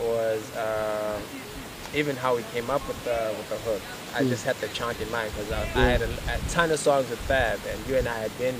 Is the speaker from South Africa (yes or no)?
yes; South Africa; I'm not proud of being South African